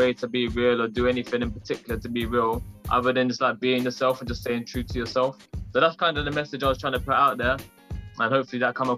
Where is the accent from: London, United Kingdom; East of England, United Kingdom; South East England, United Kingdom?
East of England, United Kingdom; Bedford; I'm a rapper from Bedford in the UK